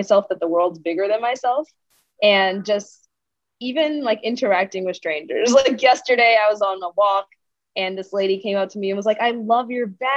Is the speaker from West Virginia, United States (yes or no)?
no; New York City, New York, United States; I grew up in New York City